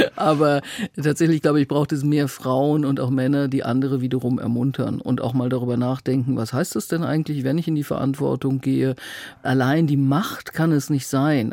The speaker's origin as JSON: {"language": "German", "region": "North Rhine-Westphalia", "country": "Germany", "also_born_or_lived": "Bamberg / Berlin", "moved": "as an adult", "said": "ich komme eigentlich aus Westfalen"}